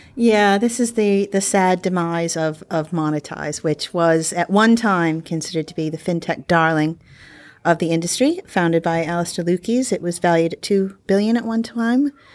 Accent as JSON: {"language": "English", "country": "United States", "moved": "yes", "said": "I'm the American here."}